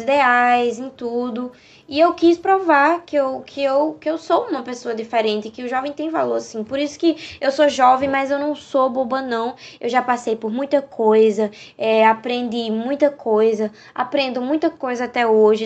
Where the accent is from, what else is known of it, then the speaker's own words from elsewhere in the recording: Northeast Region, Brazil; accent: Nordestino; Nordestina também é um fato que pesa muito por conta do meu sotaque